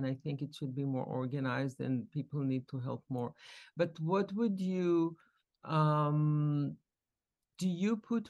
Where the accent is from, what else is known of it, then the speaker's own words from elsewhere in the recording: Israel; And also when we grew up in Israel, there were groups of immigrants.